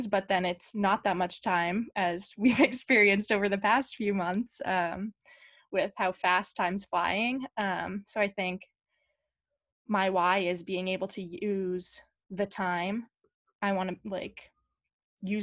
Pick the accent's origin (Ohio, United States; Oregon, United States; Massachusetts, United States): Massachusetts, United States; Scituate; I am from Scituate, Massachusetts